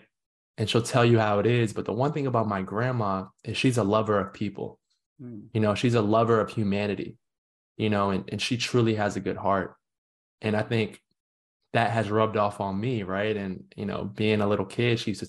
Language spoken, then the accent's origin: English; Northern Virginia, United States; moved away as an adult; I grew up in Northern Virginia